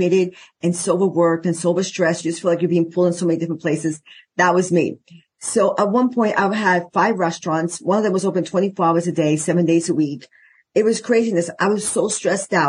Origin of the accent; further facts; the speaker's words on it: New York, United States; moved away as an adult; now in Arizona, United States; I'm originally from New York